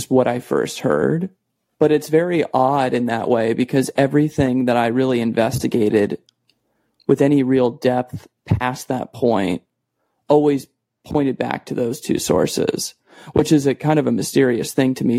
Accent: Arizona, United States; I grew up in Arizona

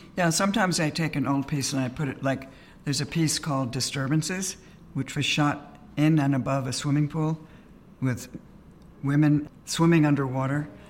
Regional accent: New York, United States; I grew up in New York

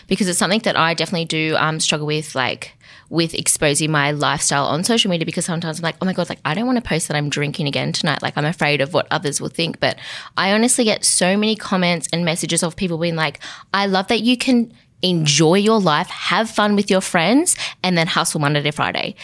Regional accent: Central Coast, New South Wales, Australia; moved away; on the Central Coast, actually, my hometown

